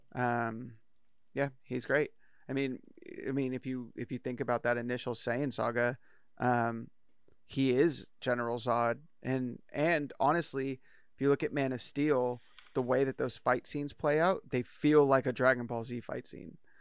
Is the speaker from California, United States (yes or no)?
yes; Bay Area, California, United States; moved away; we grew up in the Bay Area